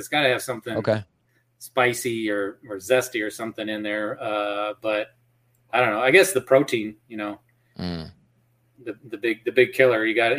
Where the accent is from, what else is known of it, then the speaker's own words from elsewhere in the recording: Iowa, United States; Like I grew up in Iowa.